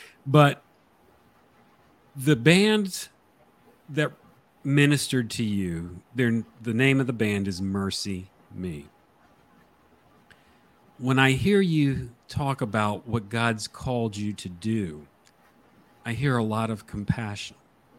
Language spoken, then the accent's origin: English; New Milford, Connecticut, United States; Daniel and I grew up in New Milford, Connecticut.